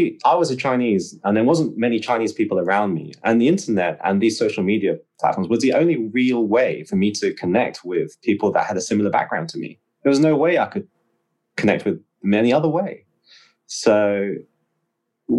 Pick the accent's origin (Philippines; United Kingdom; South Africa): United Kingdom; England; Well, I'm from the West, so I'm from England anyway